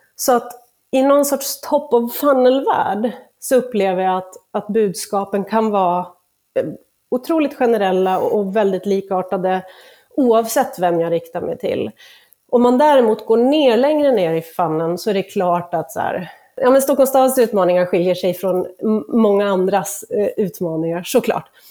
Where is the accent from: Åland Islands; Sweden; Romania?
Åland Islands; moved away; på Åland där jag kommer ifrån